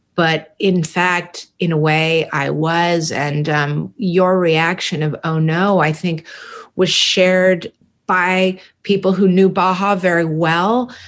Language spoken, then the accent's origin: English; San Francisco, California, United States; growing up in San Francisco in the Haight Ashbury